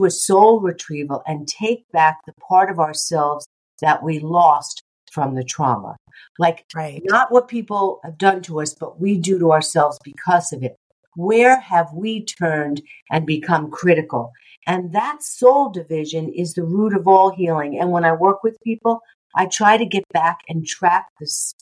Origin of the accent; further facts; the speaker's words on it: New York, United States; I'm also a New Yorker.